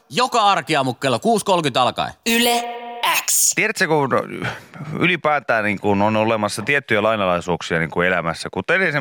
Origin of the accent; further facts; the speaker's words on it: Kemi, Lapland, Finland; Me, me, mekin ollaan Kemistä.